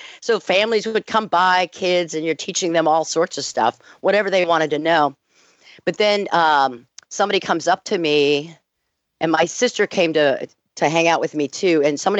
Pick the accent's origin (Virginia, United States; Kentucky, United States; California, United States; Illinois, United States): Virginia, United States; Arlington; moved away; because I'm from Arlington, Virginia originally